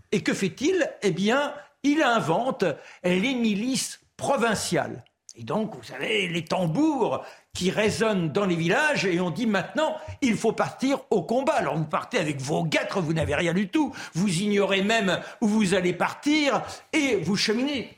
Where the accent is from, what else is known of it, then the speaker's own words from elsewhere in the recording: France; Moi, je suis français, fondamentalement français